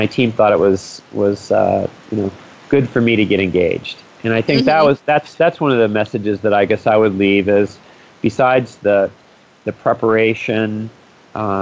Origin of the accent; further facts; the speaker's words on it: United States; as an American